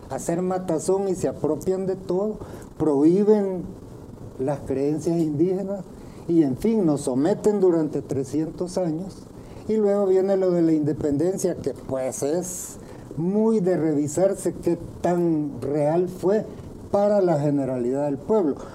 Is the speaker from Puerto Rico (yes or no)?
no; El Salvador; Esta pregunta, ¿quiénes somos los salvadoreños? ¿En qué consiste ser cuscatleco salvadoreño